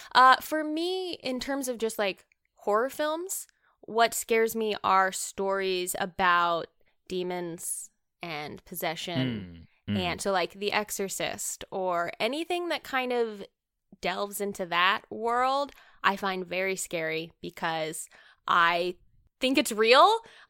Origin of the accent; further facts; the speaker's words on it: the South, United States; accent: southern; southern accent is gonna come out in this recording right now.